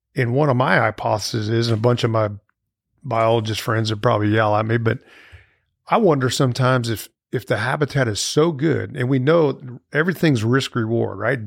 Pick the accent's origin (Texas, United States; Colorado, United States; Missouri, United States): Missouri, United States; St. Louis; moved away as an adult; now in Starkville, United States; I grew up in Saint Louis, Missouri